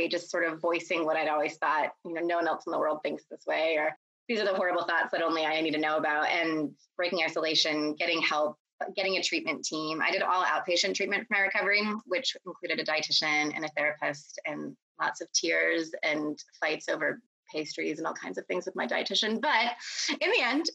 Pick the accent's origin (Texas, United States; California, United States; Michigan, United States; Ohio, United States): Texas, United States; also born or lived in Pennsylvania; I moved against my will from Pennsylvania to Texas when I was 8 years old